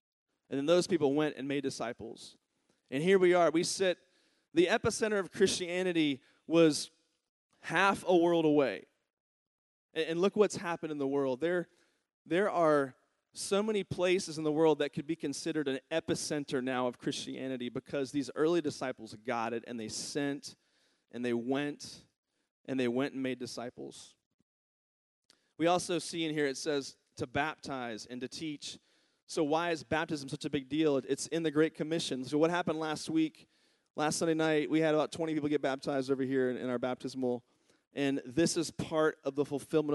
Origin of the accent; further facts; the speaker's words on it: Virginia, United States; moved away; my home state, Charlottesville, Virginia